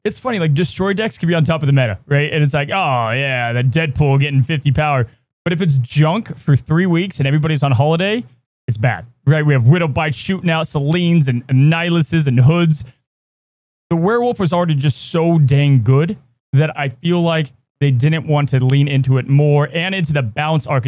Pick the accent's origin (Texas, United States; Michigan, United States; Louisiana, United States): Texas, United States; I grew up in Texas